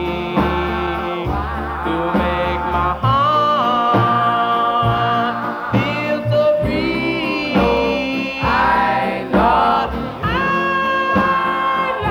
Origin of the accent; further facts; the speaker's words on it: the New York area, United States; growing up in the New York area